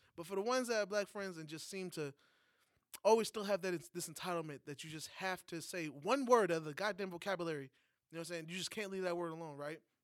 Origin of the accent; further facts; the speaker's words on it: New York, United States; moved away; As a New Yorker outside of a state